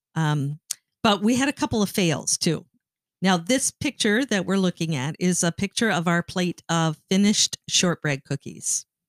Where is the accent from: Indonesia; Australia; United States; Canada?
Canada; I grew up in Canada